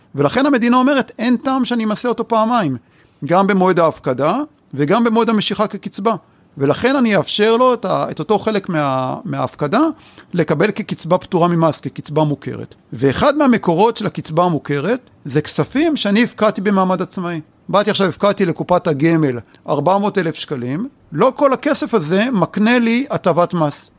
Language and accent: Hebrew; Israel; אצלנו בישראל אנחנו אוהבים להישאר קרובים לבית